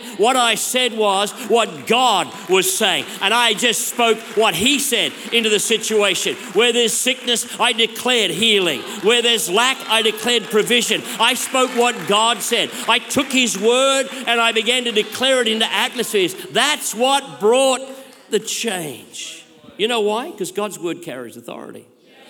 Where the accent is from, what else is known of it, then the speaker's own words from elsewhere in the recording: Australia; I'm an Aussie bloke.